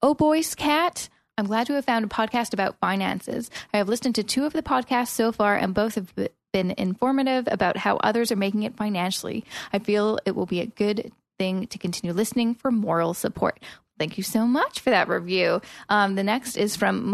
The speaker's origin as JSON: {"language": "English", "town": "Vancouver", "region": "British Columbia", "country": "Canada", "moved": "yes", "lives_now": "Toronto, Canada", "said": "I'm from Vancouver, and when I moved to Toronto"}